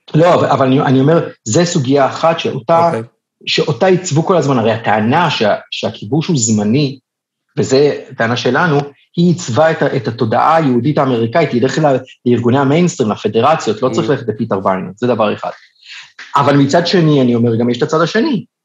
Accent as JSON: {"language": "Hebrew", "country": "Israel", "said": "אני בתור ישראלי"}